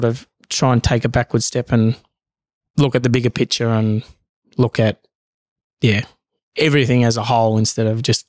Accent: Bougainville, Papua New Guinea; now in Australia; And I'm proud to say that I'm Bougainvillean, Papua New Guinea. I'm also Australian.

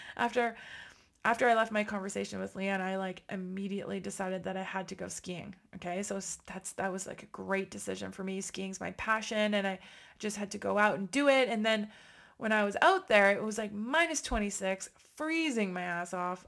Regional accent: Ottawa, Ontario, Canada; my hometown of Ottawa

